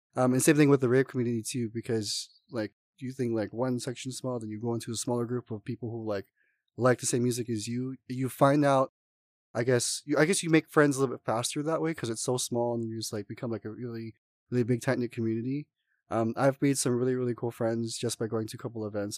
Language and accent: English; Oahu, Hawaii, United States; moved away as an adult; now in Las Vegas, United States; I'm originally actually from Oahu, Hawaii, um, I've, was born and raised